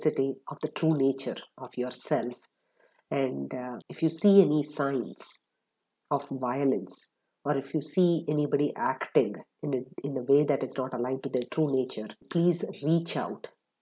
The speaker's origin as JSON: {"language": "English", "town": "Atlanta", "region": "Georgia", "country": "United States", "tie": "born or raised there", "said": "my hometown of Atlanta, Georgia"}